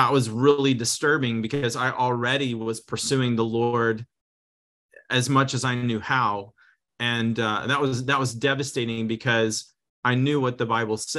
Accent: Texas, United States; now in Redding, United States; I was raised in the South. I grew up in Texas mostly

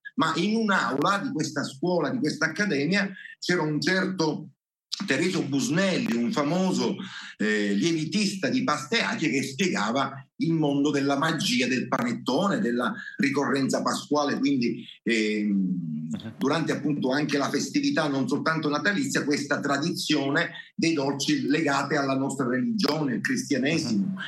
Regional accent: Castelbuono, Sicily, Italy; noi siamo in, in, un'area geografica, in una catena rocciosa, eh, sono le Madonie

